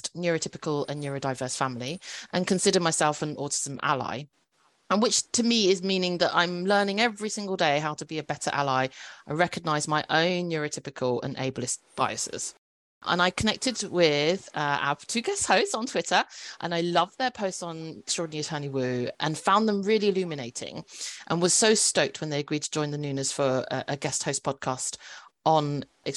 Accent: United Kingdom; I'm a British-born Chinese

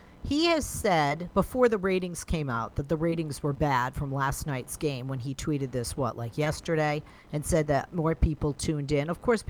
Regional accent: New England, United States; I'm a Pats fan, I'm from New England

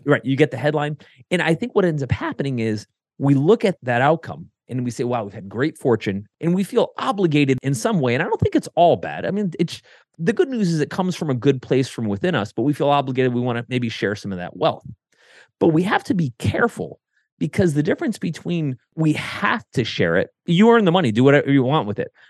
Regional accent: Connecticut, United States; now in Columbus, United States; I grew up in Connecticut

